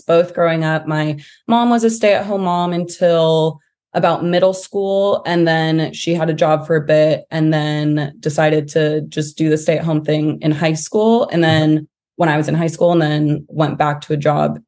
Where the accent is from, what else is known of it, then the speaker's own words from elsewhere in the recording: San Diego, California, United States; also born or lived in Los Angeles, California; I grew up in San Diego from K through 12. So I consider myself a real San Diego native